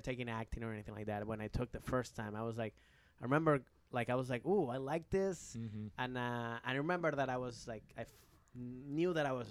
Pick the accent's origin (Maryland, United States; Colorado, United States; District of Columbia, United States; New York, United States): Maryland, United States; Rockville; also born or lived in Bethesda; Rockville, Maryland. I mean